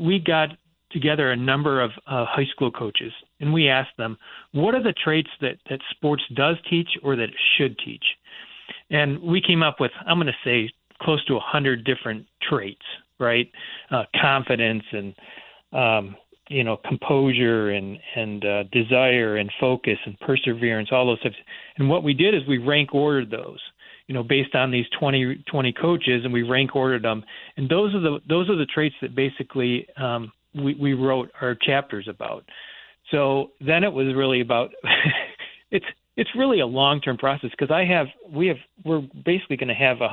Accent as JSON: {"language": "English", "region": "Michigan", "country": "United States", "tie": "born or raised there", "said": "I grew up in Michigan"}